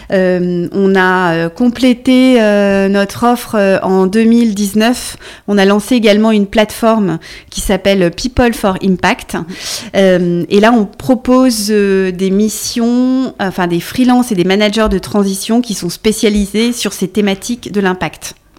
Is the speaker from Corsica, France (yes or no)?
no; Brittany, France; also born or lived in Luxembourg / Brussels / London / Budapest; now in Paris, France; Je suis bretonne